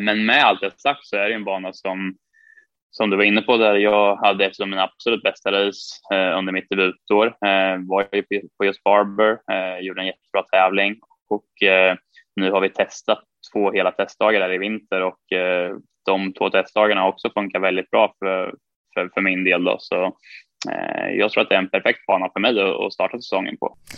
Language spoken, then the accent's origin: Swedish; Sweden; moved away as an adult; hemma i Sverige